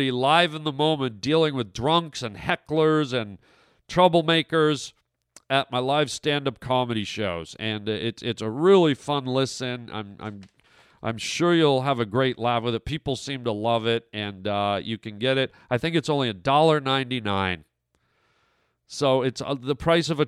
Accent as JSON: {"language": "English", "country": "Canada", "moved": "yes", "said": "my home country of Canada"}